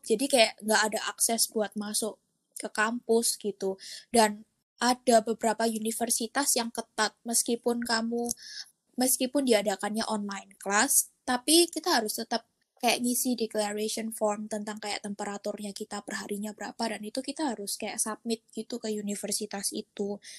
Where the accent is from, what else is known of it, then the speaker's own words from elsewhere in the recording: Surabaya, East Java, Indonesia; now in Singapore; Aku juga asal Surabaya dan aku sekarang lagi kuliah di Singapura